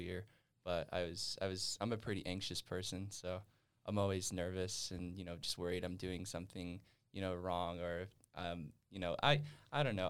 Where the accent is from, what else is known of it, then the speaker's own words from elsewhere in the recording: West Wendover, Nevada, United States; moved away as an adult; also born or lived in Reno, Nevada; now in Utah, United States; I am from West Wendover